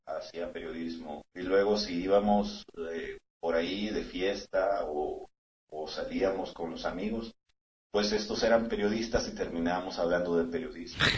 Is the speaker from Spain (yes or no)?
no; San Salvador, El Salvador; now in El Paso, United States; Yo nací en San Salvador, en una zona muy cercana al volcán de San Salvador, en la oh. capital.